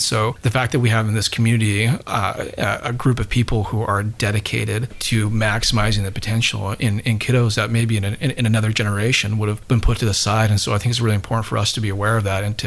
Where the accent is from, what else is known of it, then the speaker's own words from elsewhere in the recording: Utah, United States; moved away; also born or lived in Bowling Green, Kentucky; I grew up in Utah originally